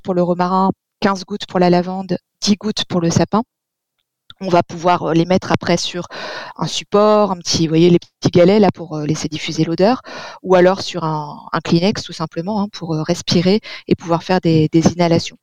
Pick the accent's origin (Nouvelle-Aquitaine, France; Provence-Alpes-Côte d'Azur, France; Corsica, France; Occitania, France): Provence-Alpes-Côte d'Azur, France; chez nous en Provence